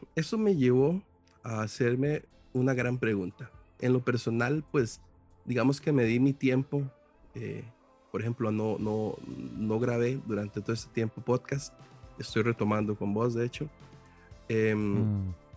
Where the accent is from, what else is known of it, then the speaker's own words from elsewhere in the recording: Costa Rica; yo soy costarricense